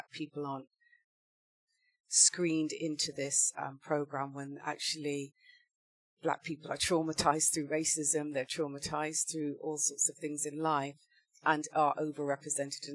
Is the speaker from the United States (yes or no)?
no; Wiltshire, South West England, United Kingdom; I was born and raised in Wiltshire, in a small town near Bath